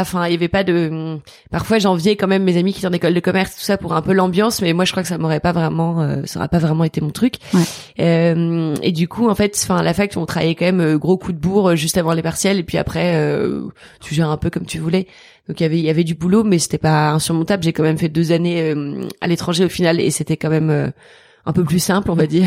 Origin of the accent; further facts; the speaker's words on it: Toulouse, Occitania, France; moved away; also born or lived in Maisons-Laffitte; J'ai grandi à Toulouse. Euh, bon, j'ai toujours grandi à Toulouse